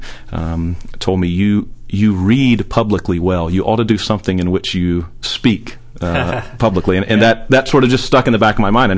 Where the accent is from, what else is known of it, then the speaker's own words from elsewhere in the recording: Somerville, Tennessee, United States; home is Somerville, Tennessee, a little small rural town outside of Memphis. That's where I grew up, was there from 9 months old all the way till I left to go to college.